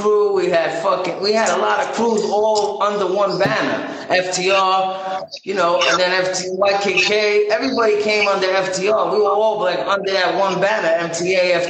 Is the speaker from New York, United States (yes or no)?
yes; New York City, New York, United States; also born or lived in Brooklyn; I was born in Brooklyn, raised in Queens, and then went back to Brooklyn